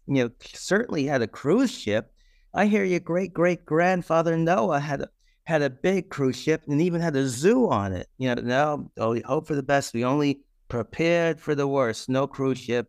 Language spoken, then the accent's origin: English; New York City, New York, United States; I grew up in the Bronx, so in New York City